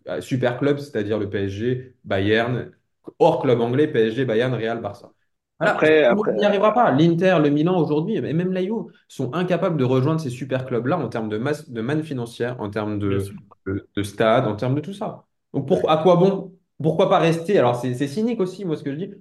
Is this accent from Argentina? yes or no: no; France; en tant que Français